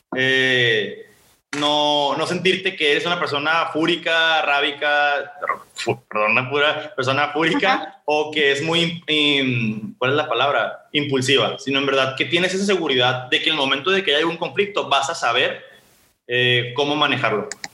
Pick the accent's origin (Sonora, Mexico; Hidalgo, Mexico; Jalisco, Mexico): Sonora, Mexico; Ciudad Obregón; yo soy de Ciudad Obregón